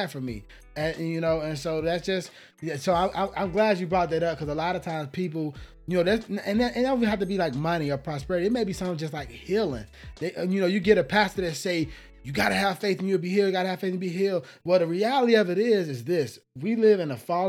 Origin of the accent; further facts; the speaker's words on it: Atlanta, Georgia, United States; moved away as an adult; now in California, United States; I'm from Georgia, right? I'm from Atlanta, Georgia.